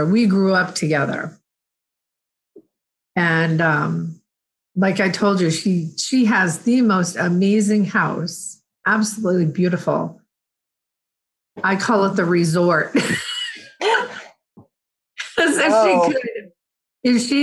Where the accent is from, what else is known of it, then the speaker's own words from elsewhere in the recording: Plainville, Massachusetts, United States; I grew up in Plainville